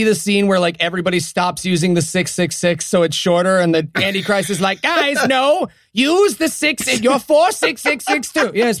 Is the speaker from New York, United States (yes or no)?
yes; Binghamton, New York, United States; moved away; my hometown of Binghamton, New York